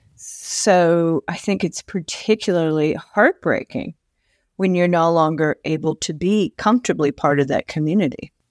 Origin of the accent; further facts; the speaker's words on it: Tucson, Arizona, United States; also born or lived in Ohio; growing up in Tucson, which was a very liberal city